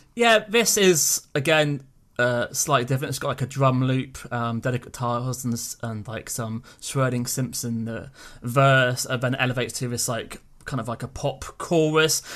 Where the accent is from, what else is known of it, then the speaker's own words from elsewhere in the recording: United Kingdom; speaking as a British person